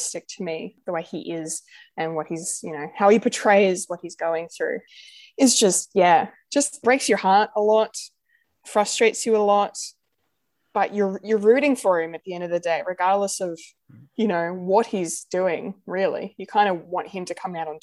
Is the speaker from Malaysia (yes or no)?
no; Australia; I am very much Anglo, very much your white Aussie